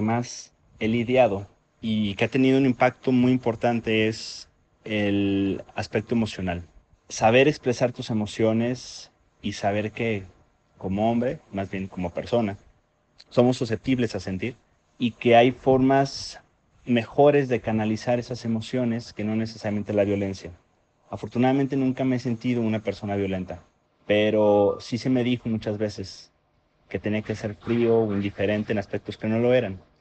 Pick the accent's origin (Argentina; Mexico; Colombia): Mexico; soy de México